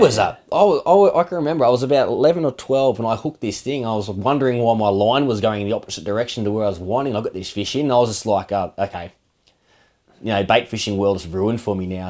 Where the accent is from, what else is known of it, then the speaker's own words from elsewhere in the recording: Australia; we grew up in Mara